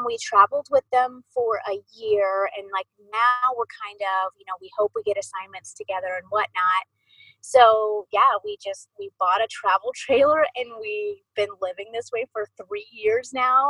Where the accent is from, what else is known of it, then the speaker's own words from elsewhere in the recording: Columbus, Ohio, United States; moved away as an adult; also born or lived in Arizona / Idaho / Missouri; I'm from Ohio and I love Ohio and I know we will always call that home